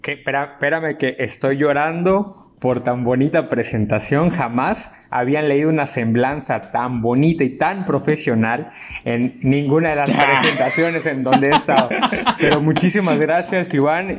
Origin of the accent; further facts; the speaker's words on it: Ciudad del Carmen, Campeche, Mexico; now in Mérida, Mexico; yo soy muy, muy orgulloso de haber nacido en Ciudad del Carmen, Campeche